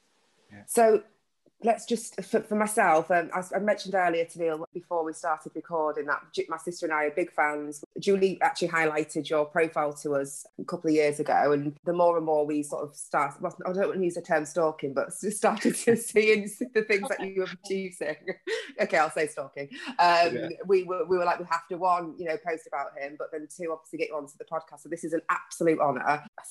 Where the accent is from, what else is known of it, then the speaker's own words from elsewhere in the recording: just outside of Hull, Yorkshire and the Humber, United Kingdom; We grew up just outside of Hull and we were the only Black family in our town. We still are.